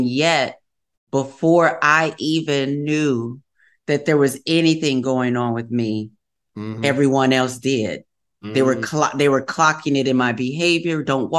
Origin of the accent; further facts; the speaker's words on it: Wisconsin, United States; growing up in the Midwest